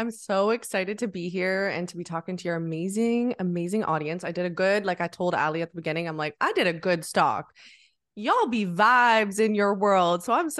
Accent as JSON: {"language": "English", "town": "Ottawa", "region": "Ontario", "country": "Canada", "moved": "as an adult", "lives_now": "Montreal, Canada", "said": "So I'm in Canada, originally from the capital, good old Ottawa, but now I'm living in the amazing Montreal, which is just about like an hour and a half from Ottawa. So yeah, I'm there in Canada"}